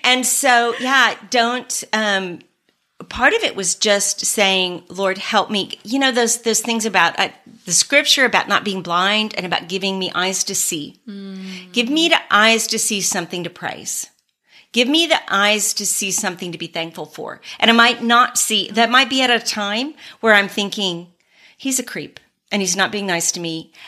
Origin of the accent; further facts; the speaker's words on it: San Antonio, Texas, United States; moved away as an adult; also born or lived in New Mexico / Germany; we're both from Texas, from San Antonio